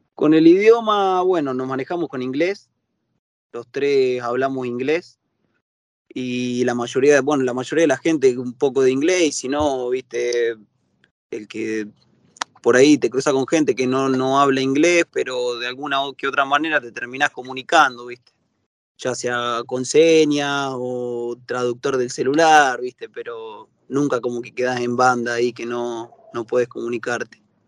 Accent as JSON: {"language": "Spanish", "town": "Laboulaye", "region": "Córdoba", "country": "Argentina", "moved": "as an adult", "said": "nosotros somos los tres de La Boulaye, del sur de Córdoba"}